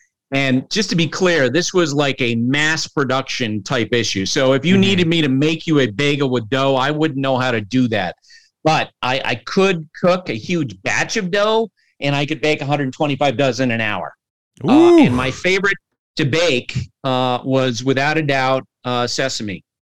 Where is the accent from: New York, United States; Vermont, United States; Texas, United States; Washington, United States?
Vermont, United States; moved away; also born or lived in New Hampshire / Tennessee; I grew up in Vermont, baked in New Hampshire and in Tennessee